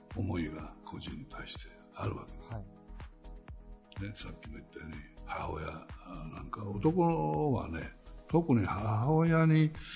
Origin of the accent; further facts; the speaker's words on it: Kurashiki, Okayama, Japan; 倉敷っていうのは不思議な街なんだよねでそういう倉敷にその我々が育って